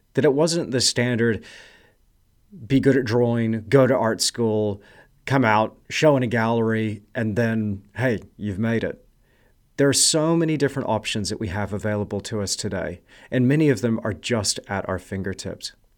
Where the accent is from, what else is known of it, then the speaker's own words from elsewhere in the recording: Kerrville, Texas, United States; I was born in a place called Kerrville